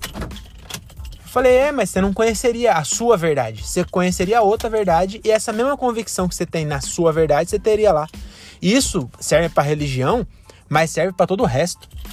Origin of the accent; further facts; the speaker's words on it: Francisco Morato, São Paulo, Brazil; Eu não vim da favela, sou de Morato, é, de um bairro que, que teve as. Quer dizer, depois dos meus 12 anos tinha asfalto. Mas até os 12 não tinha asfalto